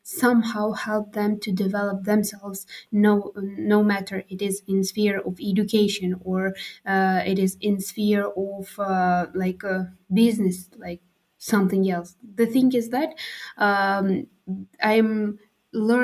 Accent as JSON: {"language": "English", "town": "Khorog", "region": "Gorno-Badakhshan", "country": "Tajikistan", "second_language": "English", "moved": "as an adult", "lives_now": "Bishkek, Kyrgyzstan", "said": "I'm from Tajikistan, living in Pamir in Khorog, and Pamir it's a little bit different from other regions that is located in Tajikistan. And actually, yeah, we as Pamirians"}